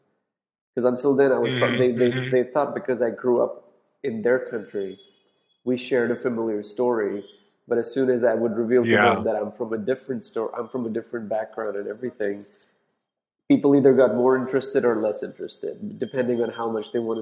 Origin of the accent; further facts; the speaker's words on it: India; moved away as an adult; I grew up in India and then I went to San Diego to go to college.